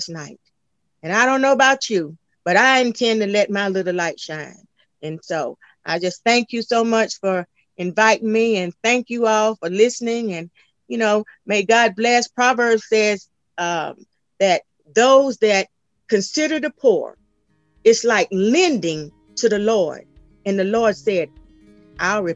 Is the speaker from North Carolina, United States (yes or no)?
yes; North Carolina, United States; now in Sumner County, Tennessee, United States; I'm actually originally from North Carolina